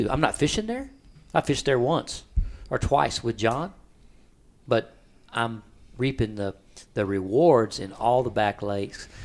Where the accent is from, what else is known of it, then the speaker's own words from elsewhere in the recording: Rockport, Texas, United States; I'm a fishing guide here, almost 40 years, born and raised in Rockport.